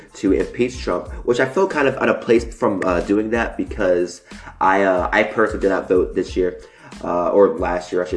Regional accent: Mississippi, United States; moved away as an adult; now in California, United States; I'm originally from Mississippi. I didn't move to California until like 6 months ago, 6 or 7 months ago.

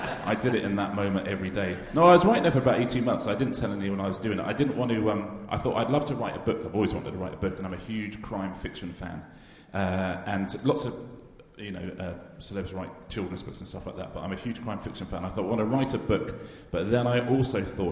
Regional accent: United Kingdom; I am British

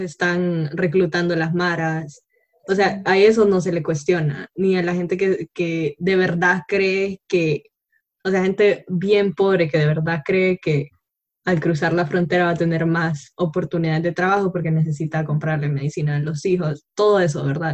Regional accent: Honduras; como hondureña

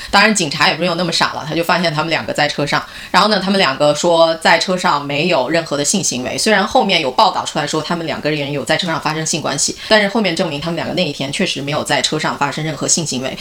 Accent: China; 按我中文话说

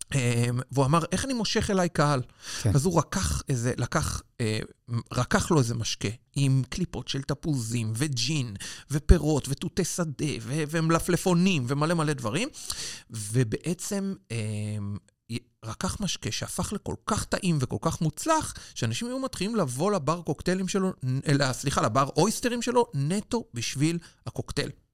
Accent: Israel; now in London, United Kingdom; אני מישראל

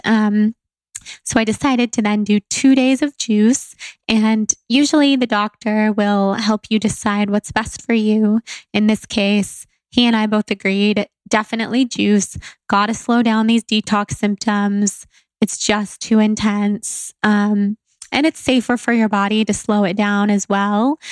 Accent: Sacramento, California, United States; where I grew up in Sacramento

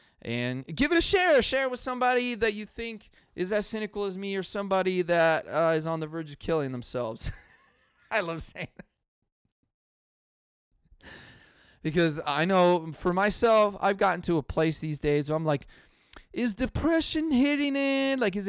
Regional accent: Chicago, Illinois, United States; I grew up in Chicago. It was bad.

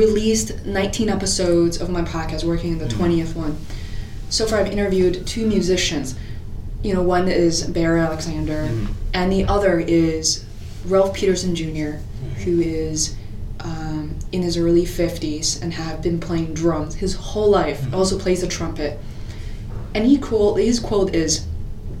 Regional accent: Beijing, China; now in Boston, United States; I grew up in Beijing in China

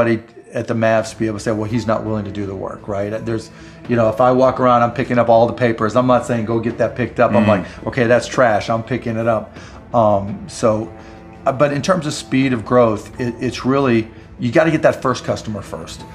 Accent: Pittsburgh, Pennsylvania, United States; I grew up in Pittsburgh

